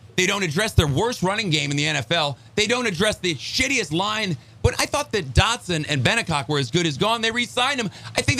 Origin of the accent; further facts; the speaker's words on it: Chicago, Illinois, United States; moved away as an adult; now in Florida, United States; I grew up in Chicago, longtime Cubs fan, but being here for 30 years